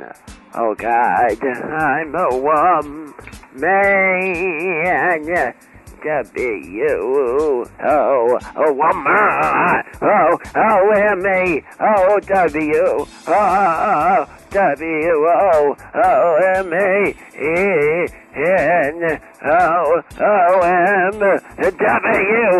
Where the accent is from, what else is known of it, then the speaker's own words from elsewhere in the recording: United States; I'm from the United States.